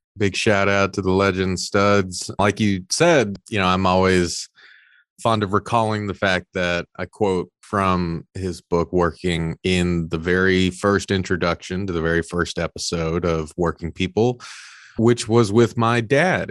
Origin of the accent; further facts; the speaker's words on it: Orange County, Southern California, United States; I was born in Orange County, Southern California, first generation Mexican-American